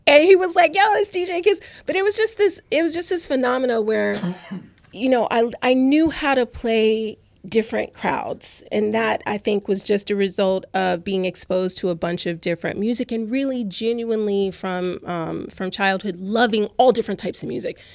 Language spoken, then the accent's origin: English; Louisiana, United States; now in New York, United States; I'm from Louisiana